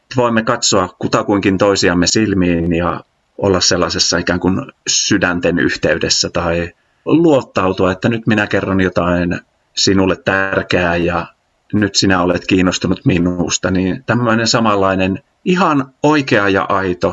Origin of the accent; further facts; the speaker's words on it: Äänekoski, Central Finland, Finland; moved away as an adult; also born or lived in Jyväskylä; Mä oon Äänekoskelta kotoisin Keski-Suomesta